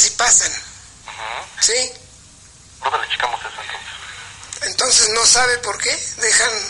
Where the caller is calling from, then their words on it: Huamantla, Tlaxcala, Mexico; de Huamantla